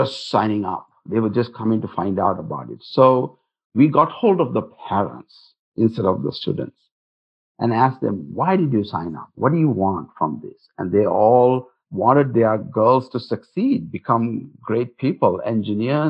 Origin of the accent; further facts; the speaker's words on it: Singapore; now in Utah, United States; I come from Singapore